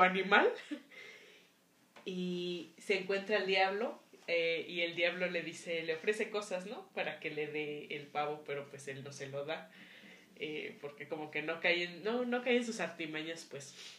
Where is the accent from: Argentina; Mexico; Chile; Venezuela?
Mexico